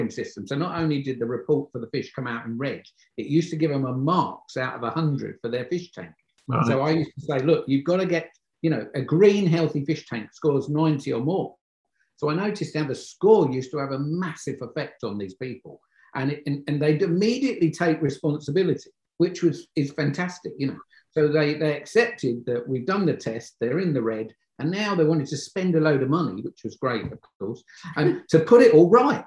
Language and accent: English; Croydon, London, United Kingdom; moved away as an adult; because I come from Croydon in London